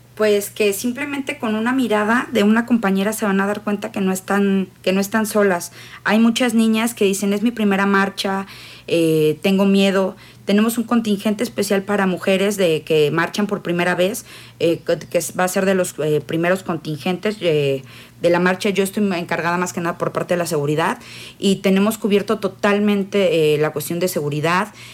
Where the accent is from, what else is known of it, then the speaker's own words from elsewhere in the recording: Querétaro, Mexico; Yo soy queretana